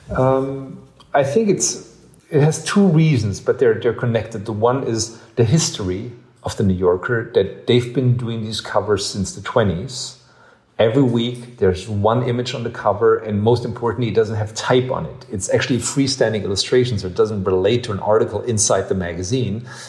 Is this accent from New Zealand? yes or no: no; Ludwigsburg, Baden-Württemberg, Germany; also born or lived in Vaihingen / New York; now in Berlin, Germany; I grew up in Ludwigsburg, which is a little um, uh, uh, uh like two towns over.